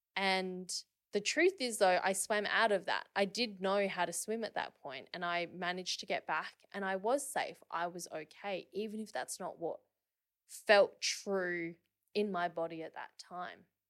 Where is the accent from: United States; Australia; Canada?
Australia; Perth, Western Australia; I grew up in Perth.